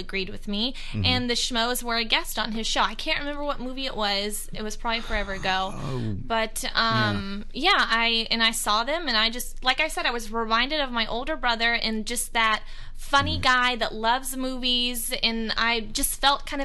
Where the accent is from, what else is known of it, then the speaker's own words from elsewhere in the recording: College Station, Texas, United States; I'm from College Station, Texas